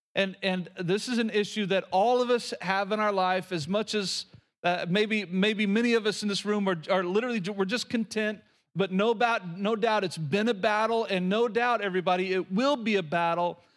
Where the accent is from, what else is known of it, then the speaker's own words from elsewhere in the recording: Oklahoma, United States; moved away; Growing up in Oklahoma, we had these little bitty houses that we always called shotgun houses.